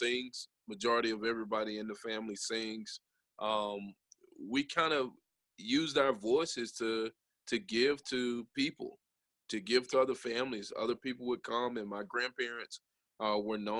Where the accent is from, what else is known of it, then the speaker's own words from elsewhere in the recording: Jasper, Alabama, United States; we grew up in Jasper, Alabama. I grew up actually on Coke Oven in Jasper